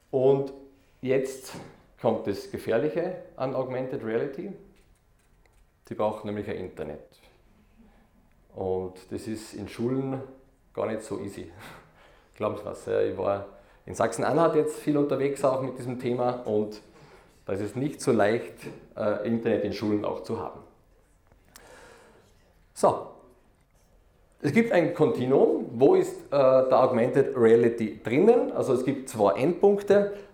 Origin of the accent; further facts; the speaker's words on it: Austria; Ja, ich bin aus Österreich. Ich glaube, das hört man eh schon einmal.